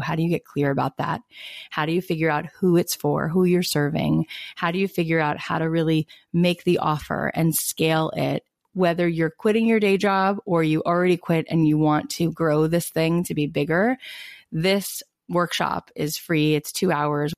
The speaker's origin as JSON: {"language": "English", "region": "East Coast", "country": "United States", "tie": "born or raised there", "moved": "yes", "lives_now": "West Coast, United States", "said": "I was born on the East Coast and then I've been out on the West Coast for I can't believe 16 years"}